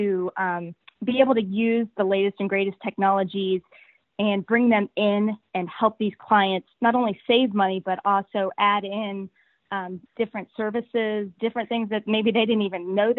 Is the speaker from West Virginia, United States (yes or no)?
yes; Morgantown, West Virginia, United States; Born and raised in Morgantown, and very proud to be able to stay